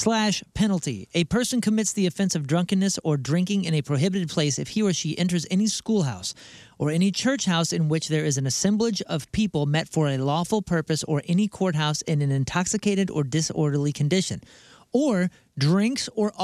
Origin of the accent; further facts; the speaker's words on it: St. Louis, Missouri, United States; moved away as an adult; now in Houston, United States; I grew up in St. Louis, but I moved to Houston, Texas, HTX, about 5 years ago.